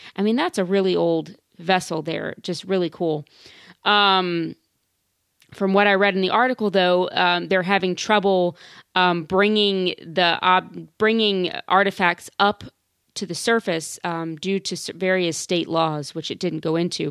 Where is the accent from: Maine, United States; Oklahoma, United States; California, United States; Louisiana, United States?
Louisiana, United States; I am from Louisiana